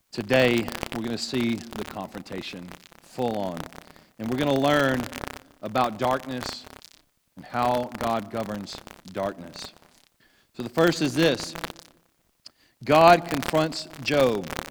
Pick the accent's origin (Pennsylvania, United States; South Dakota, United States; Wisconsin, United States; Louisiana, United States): Louisiana, United States; I grew up in Louisiana